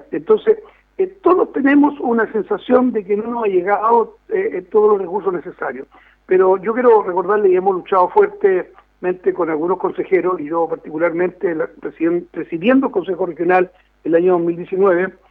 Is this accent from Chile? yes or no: yes; Linares, Maule, Chile; now in Talca, Chile; me siento muy maulino, porque yo nací en Linares, tengo mis amigos